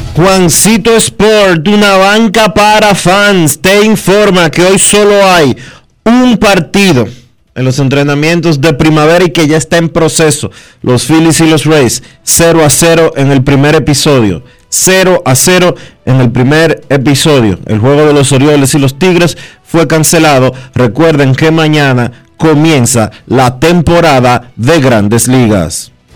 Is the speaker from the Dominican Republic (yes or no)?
yes; Dominican Republic; somos nosotros los dominicanos